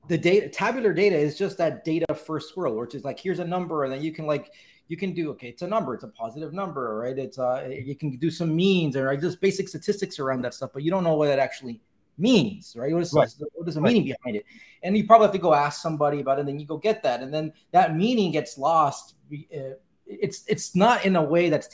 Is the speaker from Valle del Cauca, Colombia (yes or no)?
yes; Cali, Valle del Cauca, Colombia; moved away; I grew up in Cali, Colombia, which is the salsa capital of the world